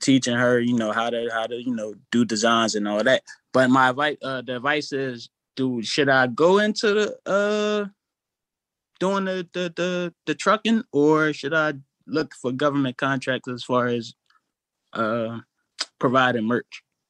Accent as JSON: {"language": "English", "town": "Philadelphia", "region": "Pennsylvania", "country": "United States", "said": "I joined EYL. I'm from Philly too"}